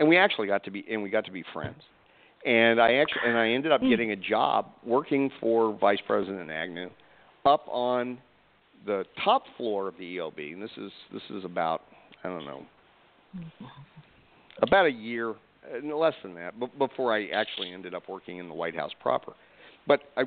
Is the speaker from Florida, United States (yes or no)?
no; Atlanta, Georgia, United States; I'm from Atlanta